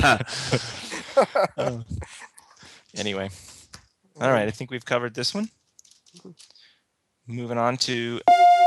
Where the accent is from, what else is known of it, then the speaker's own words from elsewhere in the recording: United States; I'm an American, and most Americans are kind of raised to be pro-Israel